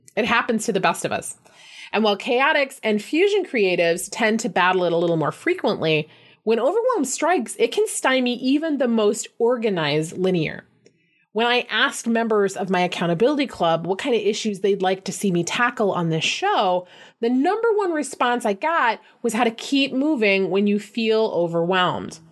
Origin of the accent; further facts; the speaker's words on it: Flint, Michigan, United States; Flint, my hometown